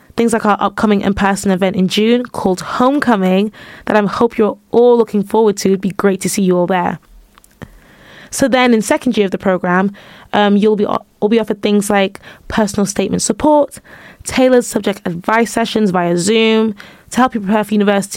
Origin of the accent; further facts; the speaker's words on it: United Kingdom; also born or lived in Manchester / London; now in York, United Kingdom; I'm from Manchester and London